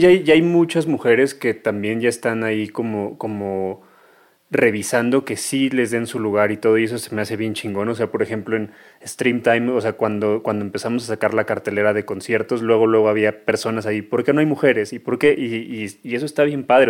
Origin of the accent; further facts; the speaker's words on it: Mexico; todos crecimos en México